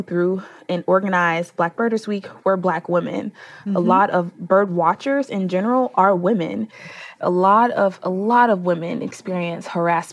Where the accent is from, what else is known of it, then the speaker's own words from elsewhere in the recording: Chicago, Illinois, United States; my hometown in Chicago